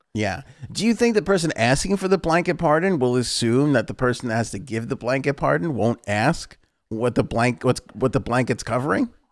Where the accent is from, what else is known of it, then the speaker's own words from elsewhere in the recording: New York, United States; we're from New York